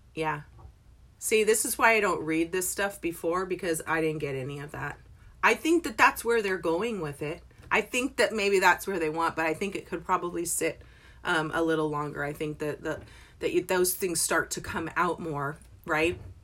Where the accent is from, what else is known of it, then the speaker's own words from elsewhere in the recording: England, United Kingdom; moved away; I was born in England.